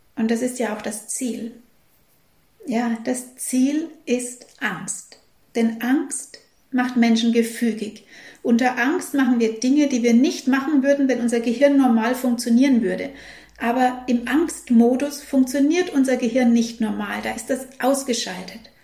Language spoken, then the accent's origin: German; Germany; bei uns in Deutschland